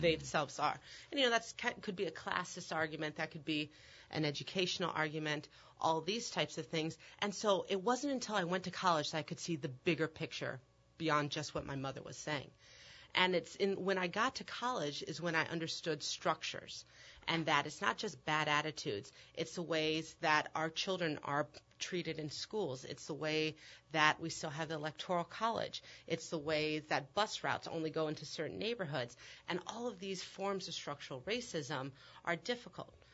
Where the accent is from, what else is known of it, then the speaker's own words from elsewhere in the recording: Omaha, Nebraska, United States; moved away as an adult; also born or lived in Chicago; I grew up in Omaha, Nebraska